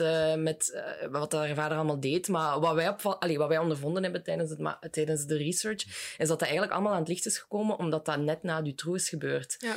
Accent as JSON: {"language": "Dutch", "country": "Belgium"}